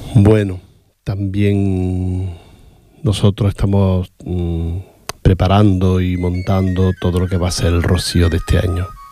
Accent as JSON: {"language": "Spanish", "town": "Granada", "region": "Andalusia", "country": "Spain", "tie": "born or raised there", "moved": "yes", "said": "yo no soy de pueblo, soy de la capital"}